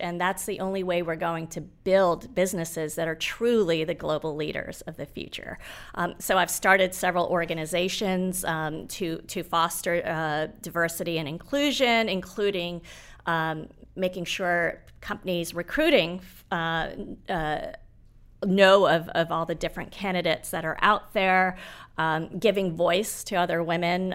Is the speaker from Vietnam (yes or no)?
no; Nairobi, Kenya; moved away; I was born in Nairobi.